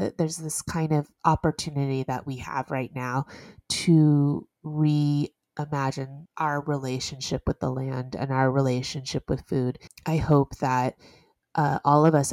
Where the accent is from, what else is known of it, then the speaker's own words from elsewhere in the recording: Houston, Texas, United States; moved away as an adult; now in New York, United States; I grew up in Houston